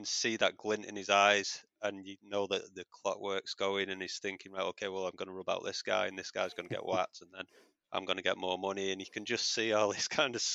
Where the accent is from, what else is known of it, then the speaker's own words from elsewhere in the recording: Manchester, North West England, United Kingdom; I'm from Manchester